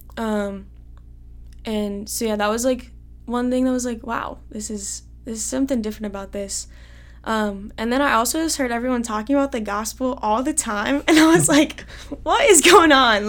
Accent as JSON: {"language": "English", "town": "Carlisle", "region": "Iowa", "country": "United States", "tie": "born or raised there", "said": "I'm from Carlisle"}